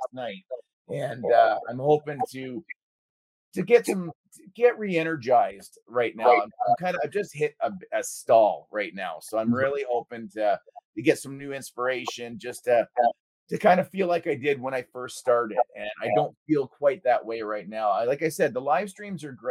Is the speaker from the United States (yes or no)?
no; Canada; being Canadian